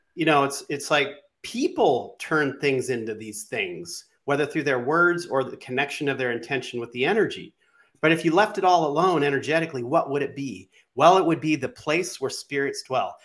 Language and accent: English; West Coast, United States; moved away; also born or lived in New York; I grew up on the West Coast, then I moved to New York for a while.